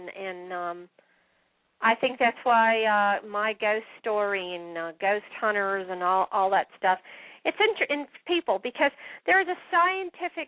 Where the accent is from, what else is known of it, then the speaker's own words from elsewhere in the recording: Daytona Beach, Florida, United States; also born or lived in Baldwinsville, New York / Syracuse, New York; I was born in Baldwinsville, New York, and then most of my childhood was in Daytona Beach, Florida